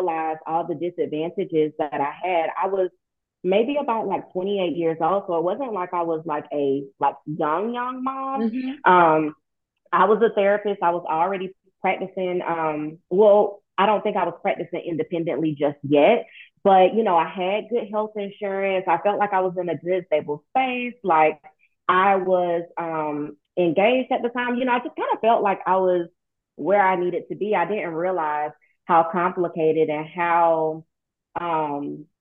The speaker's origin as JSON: {"language": "English", "town": "Statesboro", "region": "Georgia", "country": "United States", "moved": "yes", "lives_now": "Savannah, United States", "said": "I am originally from Statesboro, Georgia"}